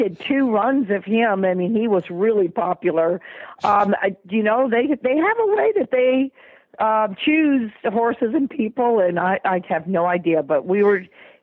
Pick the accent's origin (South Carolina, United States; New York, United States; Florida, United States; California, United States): Florida, United States; Sarasota; moved away; my hometown that I grew up, Sarasota, Florida